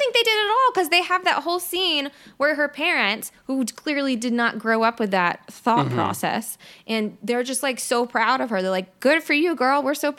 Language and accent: English; Mississippi, United States; So we grew up in very different places. Mm-hmm. I am from South Mississippi.